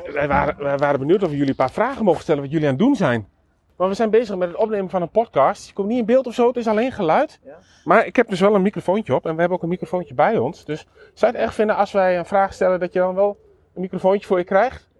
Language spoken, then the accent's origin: Dutch; Nijverdal, Overijssel, Netherlands; ik kom natuurlijk zelf uit Twente